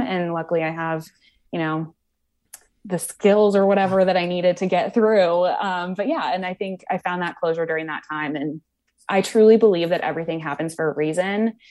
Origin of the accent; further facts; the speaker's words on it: Wisconsin, United States; now in New York, United States; I grew up in Wisconsin